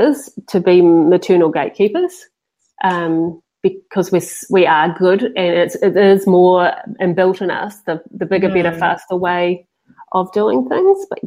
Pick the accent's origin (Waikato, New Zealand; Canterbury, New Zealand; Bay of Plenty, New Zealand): Bay of Plenty, New Zealand; Papamoa; now in Tauranga, New Zealand; we're from Papamoa originally, and so we've only just moved into central Tauranga.